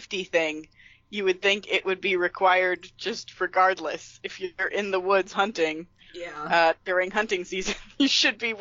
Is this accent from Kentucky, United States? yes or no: no; Pennsylvania, United States; moved away; where I grew up in Pennsylvania